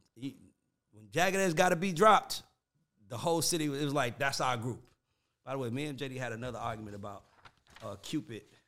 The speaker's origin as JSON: {"language": "English", "town": "Atlanta", "region": "Georgia", "country": "United States", "said": "I'm from Southside."}